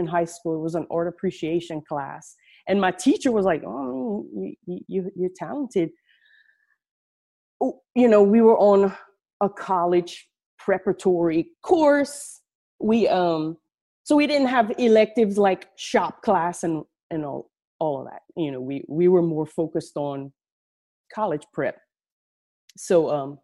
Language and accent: English; Acadiana, Louisiana, United States; I'm from down south in Louisiana, way down south in Louisiana. I'm sure you can tell through my accent. We live in a region called Acadiana.